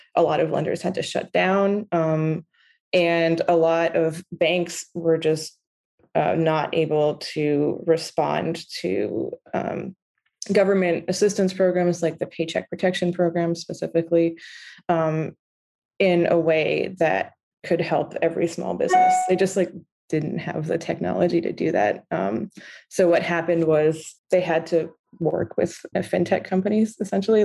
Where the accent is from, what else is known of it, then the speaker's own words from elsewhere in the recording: New York, United States; also born or lived in Beirut; I grew up in New York. I went to public schools